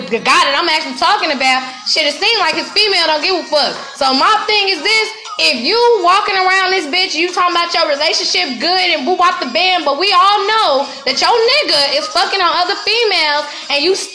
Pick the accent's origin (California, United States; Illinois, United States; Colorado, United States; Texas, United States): Illinois, United States; Chicago; I'm from Chicago